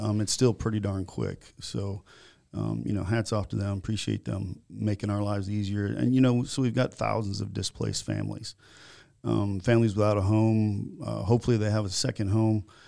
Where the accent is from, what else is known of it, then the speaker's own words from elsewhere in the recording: Naples, Florida, United States; also born or lived in Virginia, Minnesota / Minneapolis, Minnesota; in nineteen seventy-nine, we moved to Naples, Florida